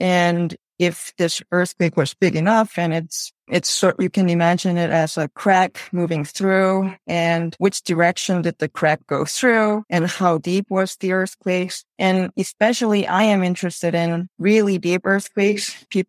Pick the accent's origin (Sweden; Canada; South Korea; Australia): South Korea; now in Chicago, United States; So I'm originally from Korea.